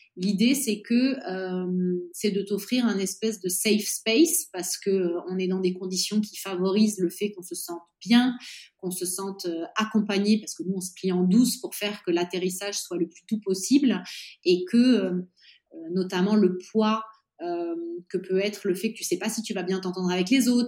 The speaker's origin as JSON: {"language": "French", "town": "Nice", "region": "Provence-Alpes-Côte d'Azur", "country": "France", "tie": "born or raised there", "also_born_or_lived": "Normandy / Paris / Madrid, Spain", "moved": "as an adult", "lives_now": "Florence, Italy", "said": "Je suis née en Normandie, j'ai grandi à Nice"}